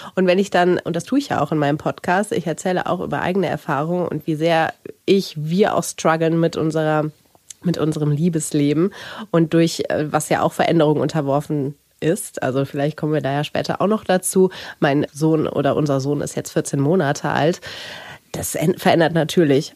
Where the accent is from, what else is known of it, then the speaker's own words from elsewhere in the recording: Rhineland, Germany; Ich komme ja aus dem Rheinland